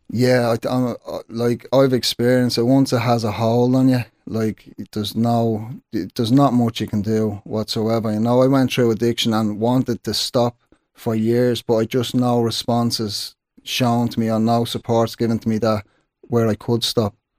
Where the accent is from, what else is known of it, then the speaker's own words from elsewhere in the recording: Dublin, Leinster, Ireland; growing up in Sheriff Street